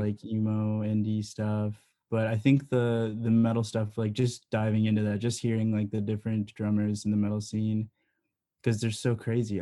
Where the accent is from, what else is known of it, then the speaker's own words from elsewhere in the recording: Elgin, Illinois, United States; I'm from Elgin, so literally down the street from Side Street, um, on the east side over there